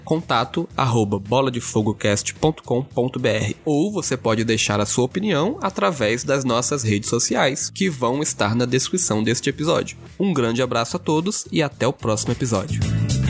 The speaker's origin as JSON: {"language": "Portuguese", "town": "Campos dos Goytacazes", "region": "Rio de Janeiro", "country": "Brazil", "tie": "born or raised there", "moved": "yes", "lives_now": "Brasília, Brazil", "said": "pro Rio de Janeiro, para minha cidade natal, que é Campos dos Goitacazes"}